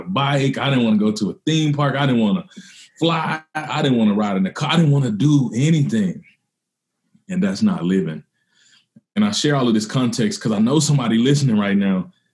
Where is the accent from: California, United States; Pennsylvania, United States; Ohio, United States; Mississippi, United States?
Mississippi, United States; I grew up in Mississippi.